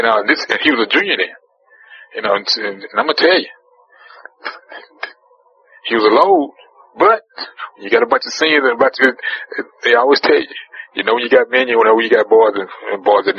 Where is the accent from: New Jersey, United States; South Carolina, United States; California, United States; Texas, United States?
Texas, United States; I'm from Texas, son.